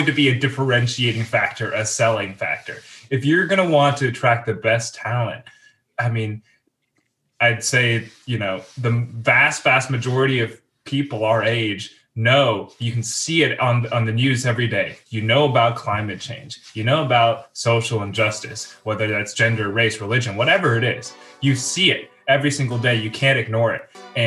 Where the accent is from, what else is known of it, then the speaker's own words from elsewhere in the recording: Nashville, Tennessee, United States; I was born and raised in Nashville, Tennessee